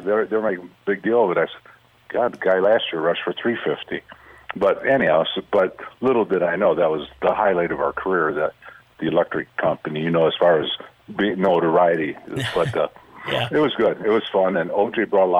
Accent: Detroit, Michigan, United States; moved away as an adult; I grew up in Detroit, 10 kids

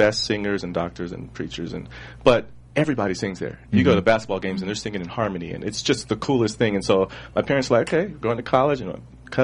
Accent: Pasadena, California, United States; also born or lived in Alabama; I'm from L.A. I was raised primarily in Pasadena and where I live now in View Park, L.A.

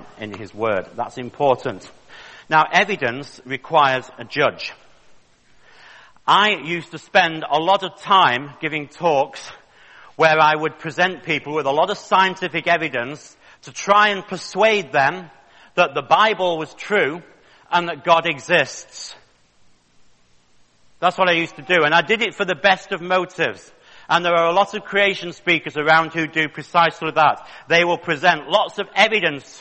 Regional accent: Manchester, North West England, United Kingdom; I was born in Manchester in the north of England in 1961

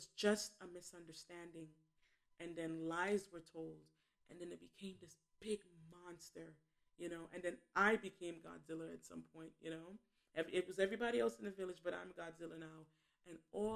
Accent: New York City, New York, United States; I was born and raised in Bed-Stuy in Flatbush, Brooklyn

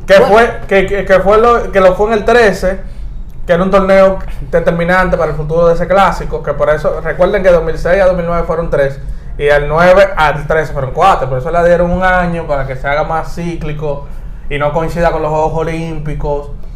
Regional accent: Dominican Republic; nosotros los dominicanos

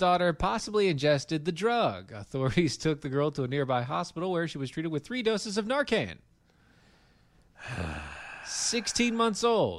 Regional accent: Marietta, Georgia, United States; I was from the Marietas, which is very close

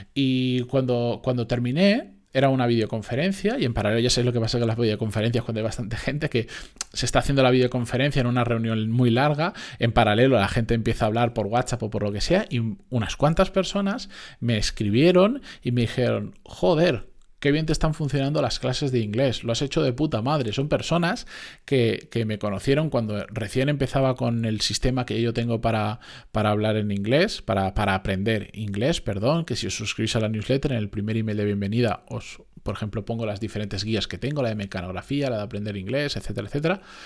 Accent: Spain; que decimos aquí en España

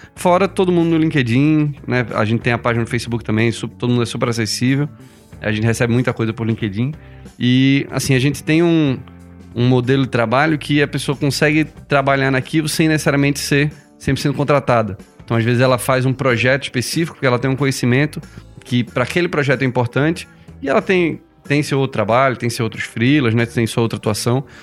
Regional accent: Recife, Pernambuco, Brazil; eu sou publicitário de formação, sou de Recife

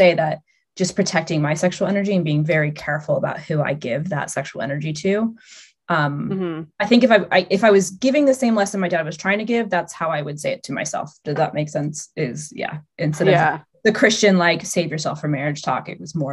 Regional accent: Albuquerque, New Mexico, United States; moved away as an adult; also born or lived in London; I'm from Albuquerque, New Mexico

